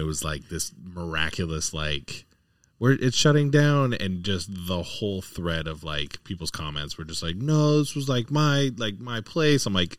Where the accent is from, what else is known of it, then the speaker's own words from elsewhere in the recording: California, United States; also born or lived in Maryland; now in Long Island, United States; For me, as a Californian.